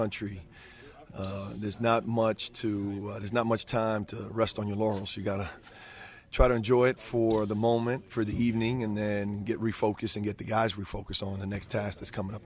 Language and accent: English; New York City, New York, United States; moved away as an adult; my native roots of growing up in New York